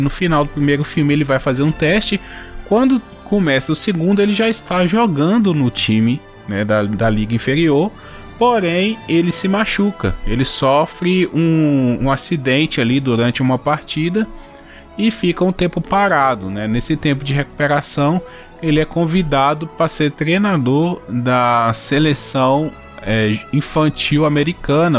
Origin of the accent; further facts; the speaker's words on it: Brazil; eu que sou brasileiro